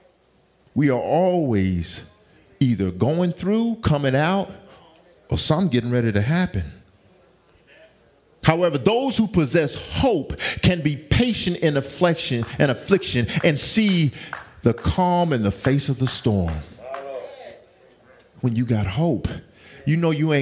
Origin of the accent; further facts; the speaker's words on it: the South, United States; I'm from the South. Okay, I'm from the South